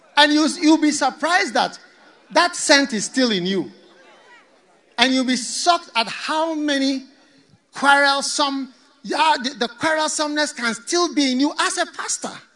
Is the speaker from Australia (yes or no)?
no; Ghana; also born or lived in Osogbo, Nigeria (ancestry) / Ogbomosho, Nigeria (ancestry)